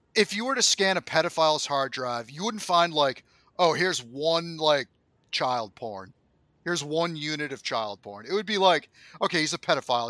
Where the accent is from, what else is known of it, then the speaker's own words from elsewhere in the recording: United States; as an American